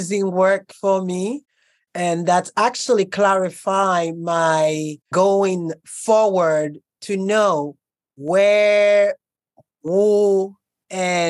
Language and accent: English; Costa Rica; moved away; also born or lived in Haiti / Europe; I grew up born in Haiti, grew up in Costa Rica, and my life developed in Europe.